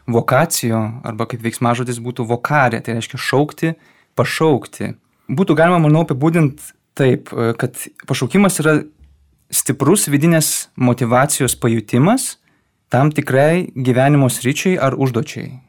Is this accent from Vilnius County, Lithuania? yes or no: yes; Vilnius, Vilnius County, Lithuania; now in Kaunas, Lithuania; esu kilęs iš Vilniaus miesto. Šiuo metu man 28 metai, esu jezuitas